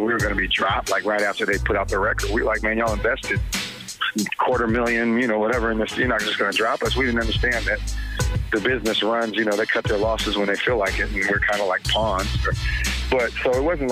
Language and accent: English; Oakland, California, United States; as teenagers growing up in Oakland.